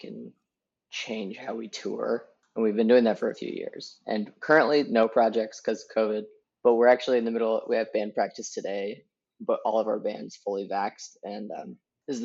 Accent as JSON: {"language": "English", "area": "the Bay Area", "region": "California", "country": "United States", "tie": "born or raised there", "said": "I'm from the Bay Area. And the minute you leave the Bay Area, you realize that, oh my gosh, you were in a bubble this whole time. Because you grew up composting"}